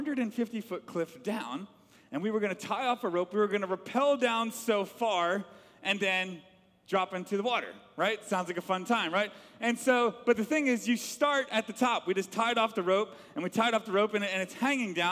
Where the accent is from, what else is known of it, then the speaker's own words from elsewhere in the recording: Atlanta, Georgia, United States; I grew up in Atlanta, Georgia